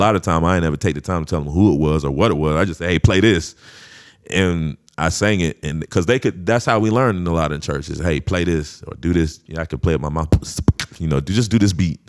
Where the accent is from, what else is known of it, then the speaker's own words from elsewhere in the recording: St. Augustine, Florida, United States; I wasn't in Saint Augustine, but that's my hometown